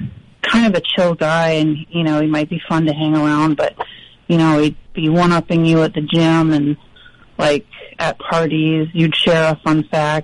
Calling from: Massachusetts, United States; Cape Cod.

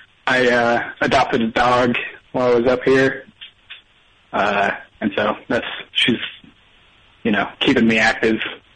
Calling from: Wasilla, Alaska, United States; Wasilla, Alaska.

